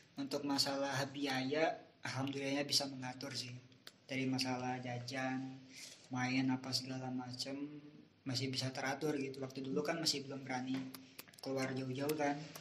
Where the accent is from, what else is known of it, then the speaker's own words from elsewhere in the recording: Cipanas, West Java, Indonesia; moved away as an adult; now in Bandung, Indonesia; dari umur dari lahir sampai gue 2016 lulus SMK itu gue di daerah gue terus di Cipanas. Nah pas pindah ke Bandung